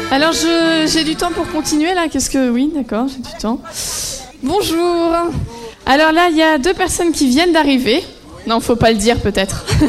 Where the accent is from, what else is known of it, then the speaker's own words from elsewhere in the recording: Guadeloupe; now in Cachan, France; nous sommes de la Guadeloupe